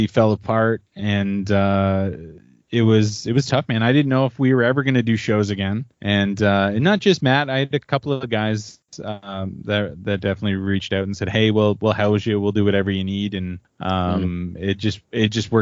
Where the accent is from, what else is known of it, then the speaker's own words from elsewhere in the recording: southwestern Ontario, Canada; also born or lived in Alberta; now in Manitoba, Canada; I grew up in southwestern Ontario, up in the Great White North